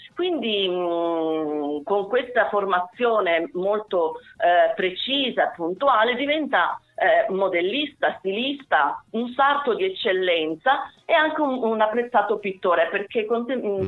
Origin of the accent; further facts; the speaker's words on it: Mendicino, Calabria, Italy; also born or lived in Cosenza; Mendicino che tra l'altro è anche stata la, la mia città, io sono nata a Cosenza, eh, mia madre era originaria di Mendicino